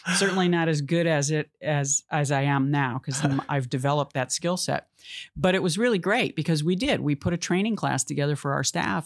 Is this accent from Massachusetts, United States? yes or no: yes; Massachusetts, United States; moved away as an adult; now in California, United States; I loved growing up in Massachusetts. I'm glad I, I spent my childhood there